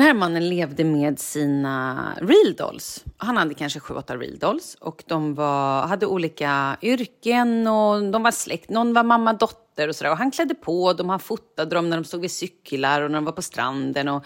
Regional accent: Vallentuna, Stockholm County, Sweden; jag är uppvuxen i Vallentuna

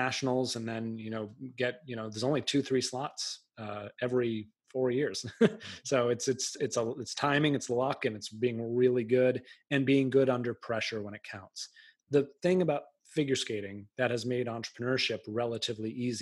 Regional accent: outside of Boston, Massachusetts, United States; I grew up outside of Boston

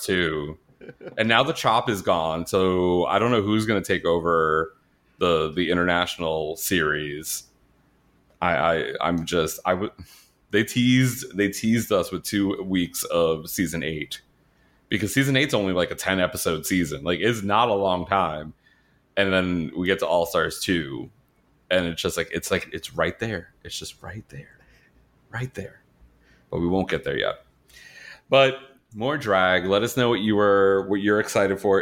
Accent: New York, United States; moved away; also born or lived in Florida; I grew up in New York

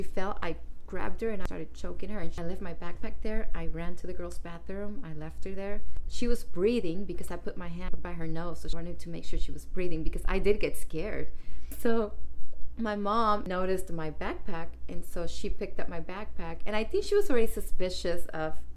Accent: East Palo Alto, California, United States; moved away as an adult; also born or lived in Redwood City / Oakland / San Jose / Santa Rosa; I moved out of my hometown, East Palo Alto

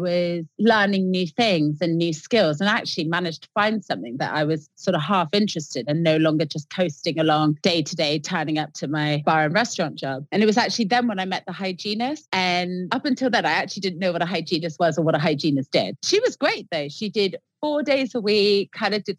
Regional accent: Exeter, South West England, United Kingdom; moved away as an adult; now in London, United Kingdom; I walked all the way around Exeter, which was my hometown, handing out my CV to various dental clinics

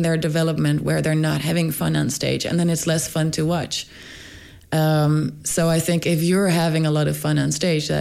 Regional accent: Rotterdam, South Holland, Netherlands; moved away as an adult; now in Stockholm, Sweden; I was born in Rotterdam in the Netherlands, and then I moved around in the Netherlands a little bit

